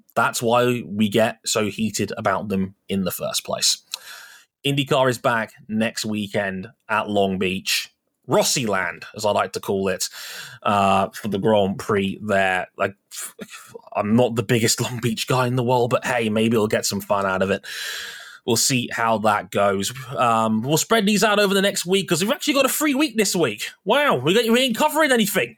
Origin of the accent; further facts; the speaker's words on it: United Kingdom; We're British.